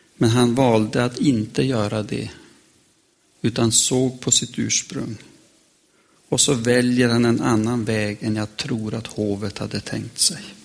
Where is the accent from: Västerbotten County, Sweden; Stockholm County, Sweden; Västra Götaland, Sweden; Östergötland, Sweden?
Västerbotten County, Sweden; jag lärde mig hemma i Västerbotten